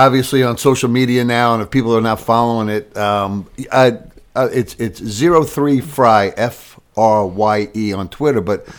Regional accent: New York, United States; now in Charlotte, United States; I'm originally from New York

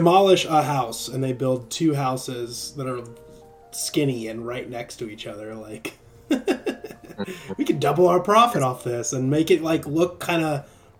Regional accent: Champaign, Illinois, United States; also born or lived in San Diego, California / Los Angeles, California; now in Nashville area, United States; I've just always been a city boy. I'm a born and raised, like, you know, my hometown wasn't like, it wasn't Chicago, but it was a big city in Illinois, like Champaign, Illinois. It's like a big college town.

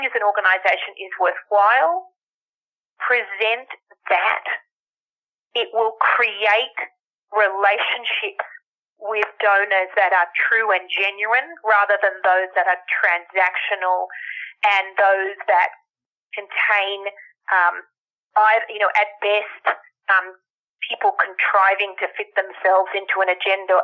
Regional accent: Australia; now in United States; the Australian-born, American resident, English-speaking

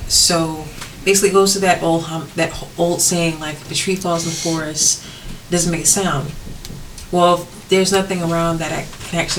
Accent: the South, United States; accent: southern; oh, my southern accent is coming back

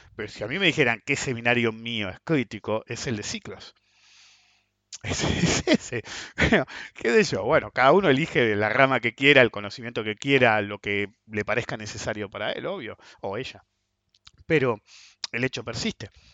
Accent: Argentina; soy ciudadano argentino, entonces estoy parado en Argentina.

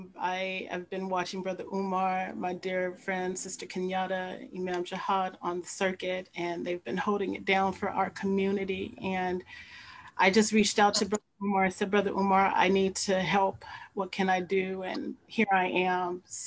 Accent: Los Angeles, California, United States; I was a teenager in 1992. I witnessed it firsthand. I'm from Los Angeles.

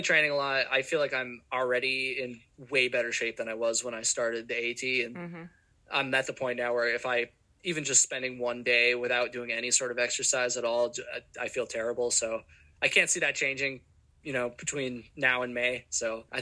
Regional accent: Vermont, United States; I'm from Vermont and it's not very hot here.

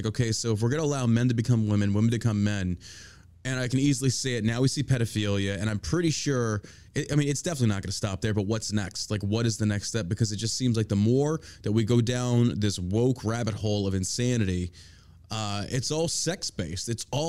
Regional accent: New York, United States; Geez, I'm talking to a New Yorker. I grew up in New York. I have family in Staten Island. I would spend summers in Staten Island, Toms River, New Jersey.

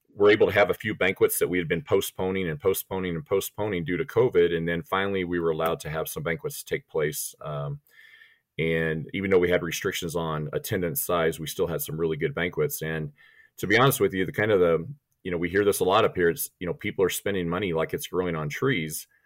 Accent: Big Timber, Montana, United States; born or raised there; also born or lived in Missouri / Missoula, Montana / Bitterroot, Montana

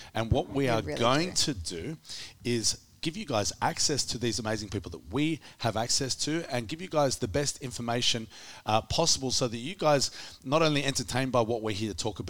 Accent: Australia; otherwise known as the Australian Strength Coach.

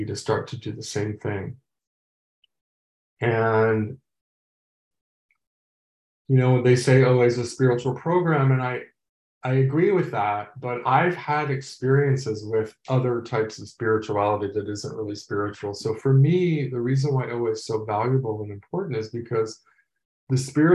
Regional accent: Los Angeles, California, United States; I'm from Los Angeles

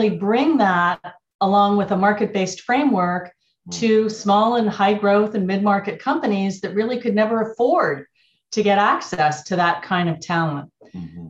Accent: Montreal, Quebec, Canada; moved away as an adult; also born or lived in Silicon Valley; now in United States; I'm Canadian. I grew up in Montreal

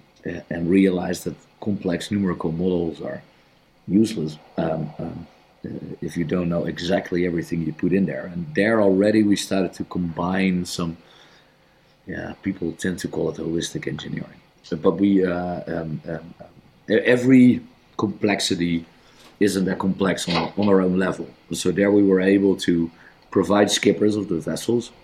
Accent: Netherlands; I'm from the Netherlands.

